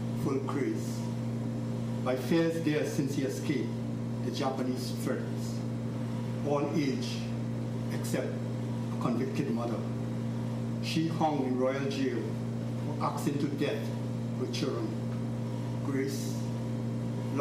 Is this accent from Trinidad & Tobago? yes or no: yes; Trinidad & Tobago; moved away; First generation Chinese growing up in the West Indies